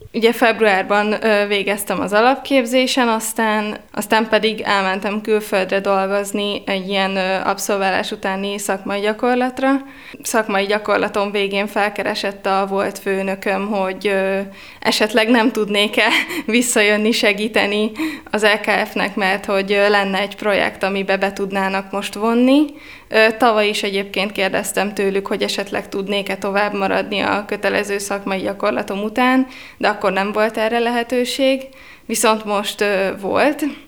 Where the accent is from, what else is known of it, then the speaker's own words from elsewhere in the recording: Veszprém, Veszprém County, Hungary; moved away as an adult; now in Budapest, Hungary; Itt végeztem a Lovasi László gimnáziumban.